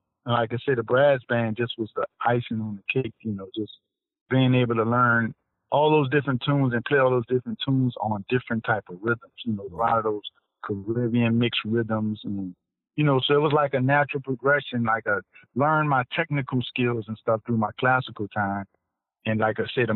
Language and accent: English; New Orleans, Louisiana, United States; born and raised in New Orleans